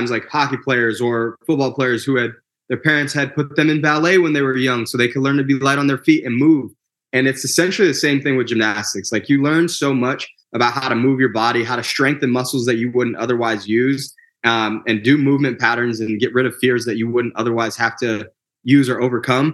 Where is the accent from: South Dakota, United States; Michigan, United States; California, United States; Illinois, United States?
Michigan, United States; moved away as an adult; also born or lived in Houston, Texas; now in Orlando, United States; I was born and raised in Michigan.